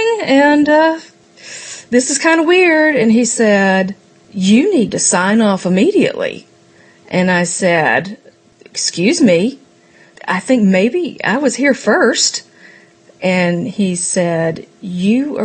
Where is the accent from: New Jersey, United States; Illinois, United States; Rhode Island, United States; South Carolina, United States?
South Carolina, United States; Myrtle Beach; also born or lived in Charleston, South Carolina; now in Raleigh, United States; I grew up in Myrtle Beach